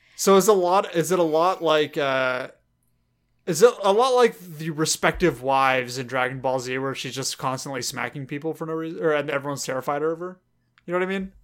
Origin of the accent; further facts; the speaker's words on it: Los Angeles, California, United States; accent: Southern California; we're from the South Bay of Los Angeles, um, and that's where we grew up